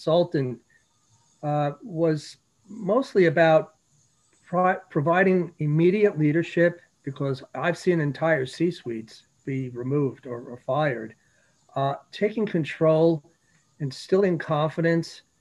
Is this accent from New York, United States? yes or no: yes; New York City, New York, United States; moved away; I grew up in New York City, so I knew about poor neighborhoods